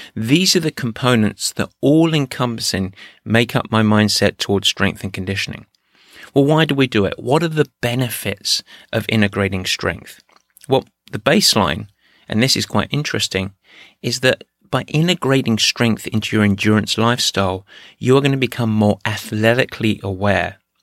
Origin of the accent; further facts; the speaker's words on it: England, United Kingdom; moved away; my home country, England